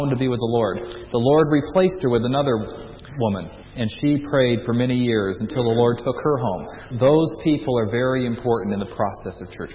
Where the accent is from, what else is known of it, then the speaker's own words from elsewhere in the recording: United States; As an American